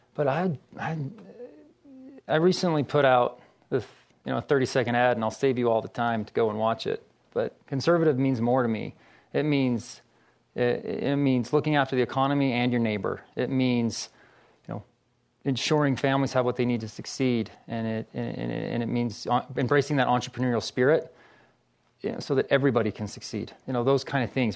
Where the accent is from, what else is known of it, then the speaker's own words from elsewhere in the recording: Ogden, Utah, United States; moved away as an adult; I'm from Ogden.